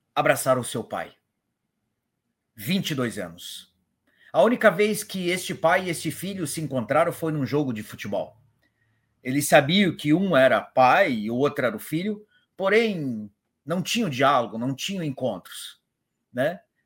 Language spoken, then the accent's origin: Portuguese; Paraná, Brazil; Eu sou do Paraná